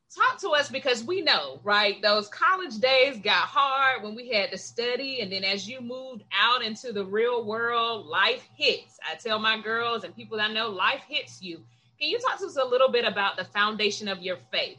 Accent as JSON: {"language": "English", "area": "Gadsden County", "region": "Florida", "country": "United States", "tie": "born or raised there", "said": "I grew up right outside of Tallahassee in Gadsden County."}